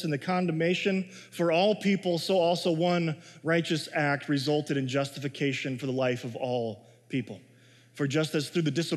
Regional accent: Chicago, Illinois, United States; now in Minnesota, United States; I grew up in Chicago

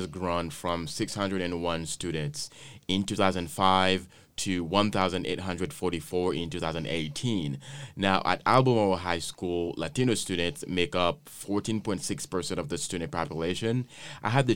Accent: Haiti; moved away; I grew up in Haiti. It was a requirement for me to learn a different language

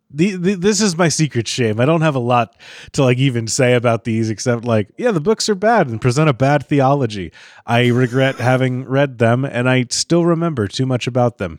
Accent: Kentucky, United States; when I was a kid, I grew up in Kentucky

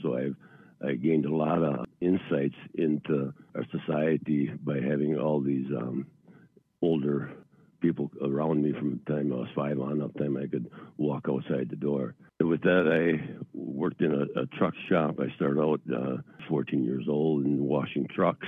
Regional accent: central Wisconsin, United States; now in Eau Claire, United States; I was born and raised in central Wisconsin, a little town of Annawa.

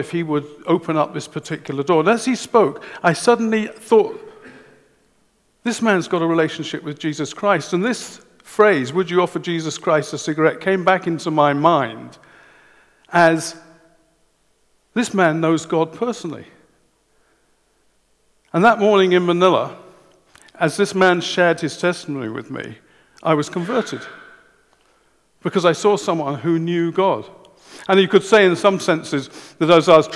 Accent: England, United Kingdom; I'm English

